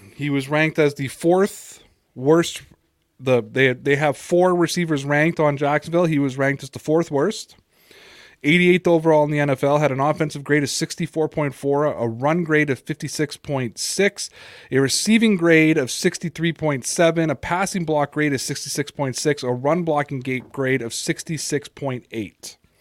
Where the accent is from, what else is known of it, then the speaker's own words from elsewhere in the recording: Toronto, Ontario, Canada; I'm from Toronto.